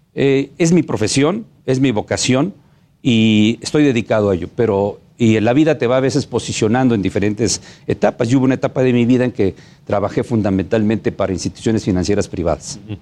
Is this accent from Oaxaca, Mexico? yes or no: yes; Oaxaca, Mexico; como oaxaqueños que somos